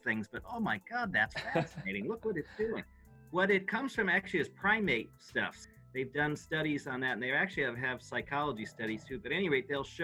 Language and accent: English; New England, United States; I grew up in New England